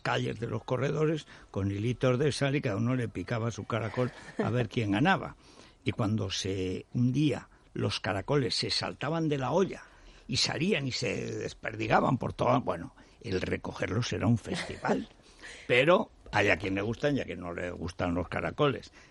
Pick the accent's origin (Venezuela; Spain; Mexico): Spain; Teruel, Aragon; born or raised there; moved away